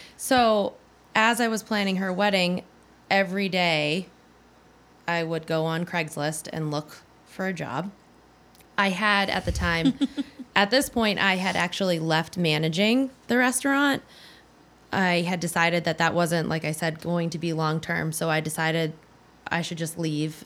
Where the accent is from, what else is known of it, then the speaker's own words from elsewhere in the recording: New Hampshire, United States; moved away; I was from New Hampshire